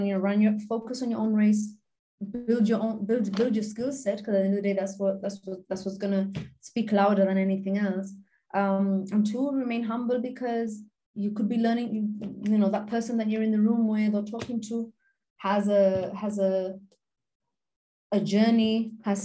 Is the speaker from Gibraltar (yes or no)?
yes; Gibraltar; I'm normally the only Gibraltarian there